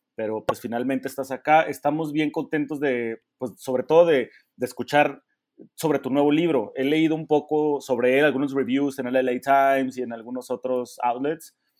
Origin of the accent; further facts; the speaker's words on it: Mexico; nosotros como mexicanos